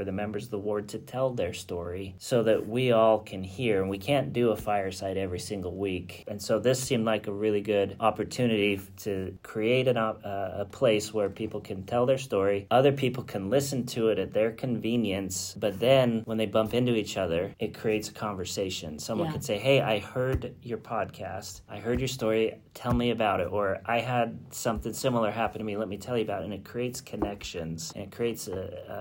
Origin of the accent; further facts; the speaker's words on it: Idaho, United States; also born or lived in Florida; now in Henrico, United States; I grew up in Idaho.